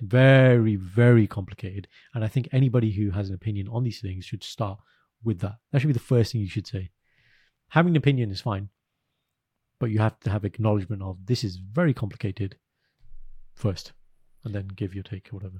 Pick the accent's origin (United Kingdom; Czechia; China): United Kingdom; I'm British, I live here, I support England.